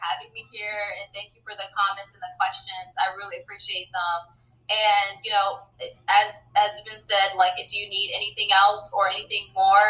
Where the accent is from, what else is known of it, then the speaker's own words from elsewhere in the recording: Saudi Arabia; it's about my third culture experience on growing up in Saudi Arabia. So I just talk about third culture and my experiences as a black woman there.